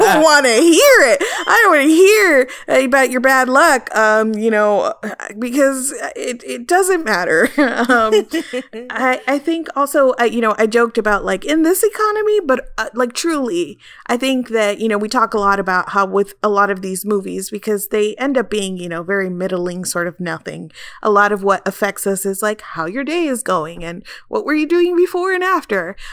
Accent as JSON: {"language": "English", "region": "South Florida", "country": "United States", "tie": "born or raised there", "said": "I grew up in South Florida"}